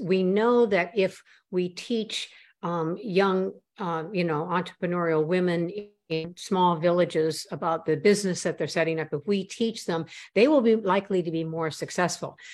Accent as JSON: {"language": "English", "region": "Midwest", "country": "United States", "tie": "born or raised there", "also_born_or_lived": "Boston area, Massachusetts", "moved": "yes", "lives_now": "Boston, United States", "said": "I was born in the Boston area, which is where I live now, north of Boston. And I grew up, however, in the Midwest where my father's family is from"}